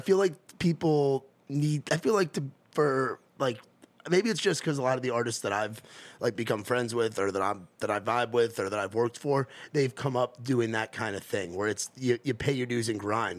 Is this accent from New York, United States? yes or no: yes; near the New Jersey border, New York, United States; moved away; I'm from New York, but I grew up right on that border